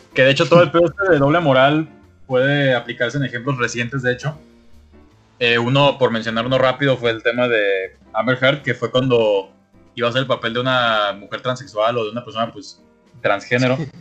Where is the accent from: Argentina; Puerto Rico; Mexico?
Mexico; como mexicano